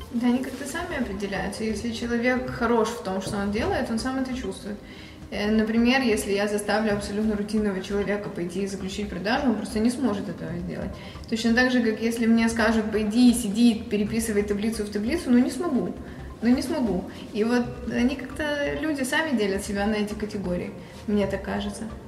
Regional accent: Odesa, Odesa Oblast, Ukraine; Украина, Одесса

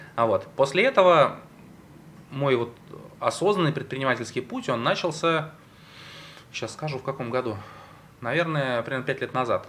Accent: Saint Petersburg, Russia; я родился и вырос в Петербурге

